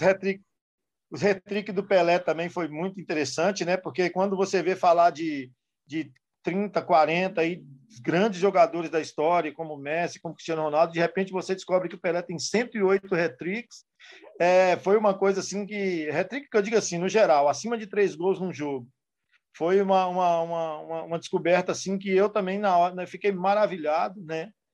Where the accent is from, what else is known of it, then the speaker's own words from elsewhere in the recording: interior of Bahia, Brazil; moved away; Eu morava no interior da Bahia